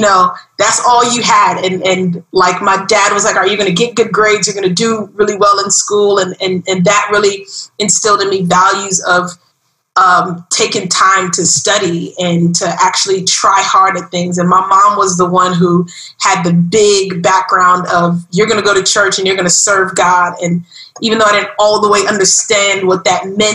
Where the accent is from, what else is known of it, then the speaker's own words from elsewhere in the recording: New York City, New York, United States; now in Miami, United States; I grew up in Brooklyn, New York, and that was a beautiful experience, I think. I love being from Brooklyn.